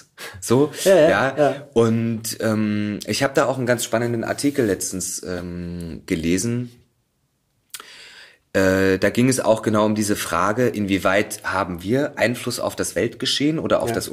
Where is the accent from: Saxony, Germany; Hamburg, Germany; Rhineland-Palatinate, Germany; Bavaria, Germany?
Saxony, Germany; Ich komme aus Sachsen und ja.